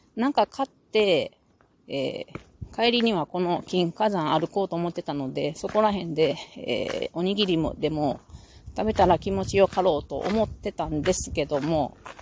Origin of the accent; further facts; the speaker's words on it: Japan; 日本人だ